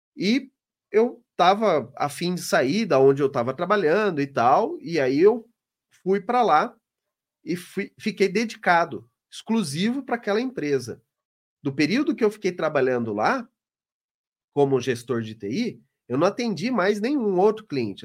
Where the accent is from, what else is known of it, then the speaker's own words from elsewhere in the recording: Londrina, Paraná, Brazil; lá na minha cidade, no Paraná, em Londrina.